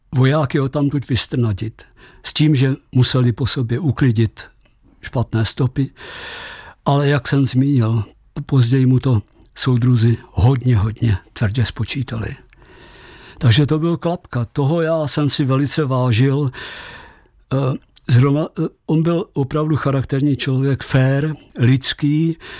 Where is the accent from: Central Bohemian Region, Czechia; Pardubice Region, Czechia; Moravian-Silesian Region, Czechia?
Pardubice Region, Czechia; Česká Třebová; moved away as an adult; also born or lived in Krkonoše; já jsem rodákem z České Třebové